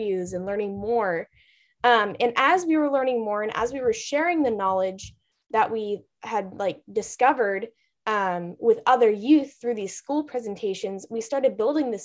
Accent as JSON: {"language": "English", "region": "California coast", "country": "United States", "tie": "born or raised there", "said": "we grew up on the California coast"}